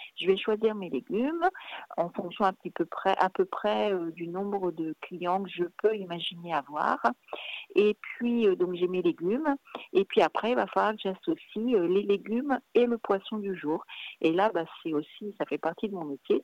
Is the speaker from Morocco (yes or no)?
no; Brittany, France; moved away as an adult; also born or lived in Paris; je suis née en Bretagne, donc, euh, et j'ai vécu en Bretagne jusqu'à l'âge de mes, attendez, 20 ans à peu près